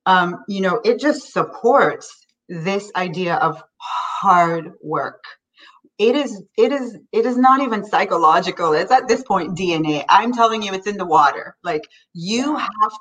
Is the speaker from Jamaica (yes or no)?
yes; Kingston, Jamaica; moved away as an adult; now in United States; I grew up in Kingston